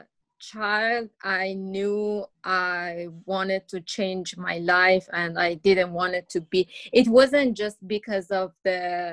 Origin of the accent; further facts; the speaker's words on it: Iran; English is a second language; moved away; I grew up in an open-minded family, and my mom was a teacher